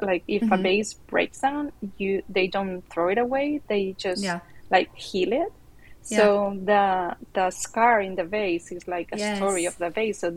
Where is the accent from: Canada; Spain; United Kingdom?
Spain; Barcelona, Catalonia; I'm from Barcelona in Spain.